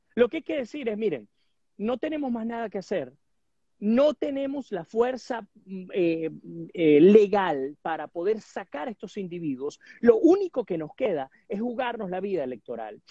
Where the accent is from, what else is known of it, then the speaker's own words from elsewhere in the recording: Venezuela; nosotros como venezolanos